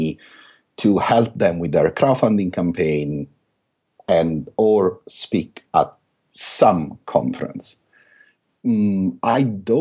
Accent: Italy; accent: thick Italian; English is a second language; now in London, United Kingdom; I still have this thick Italian accent

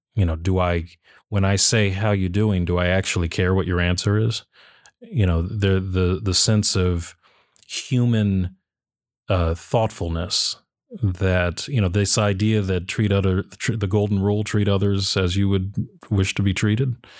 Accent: United States; I'll speak as an American

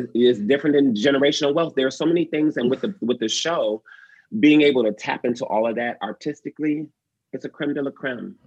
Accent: Detroit, Michigan, United States; moved away; I grew up in Detroit.

